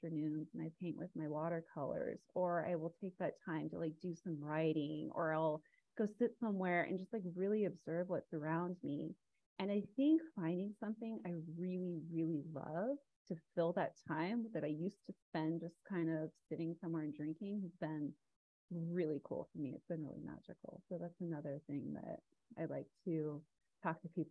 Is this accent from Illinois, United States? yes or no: no; Arizona, United States; I grew up in Arizona.